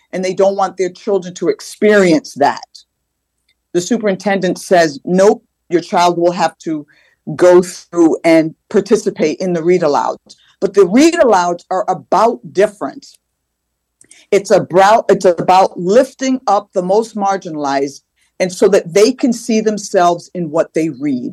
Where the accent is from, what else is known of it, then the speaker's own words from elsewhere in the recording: Manchester, Connecticut, United States; When Randy and I grew up in Manchester years ago, it was less than 2% students of color